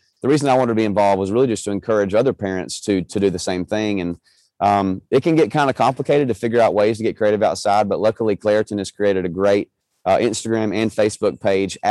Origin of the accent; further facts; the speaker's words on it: Georgia, United States; I was born in Georgia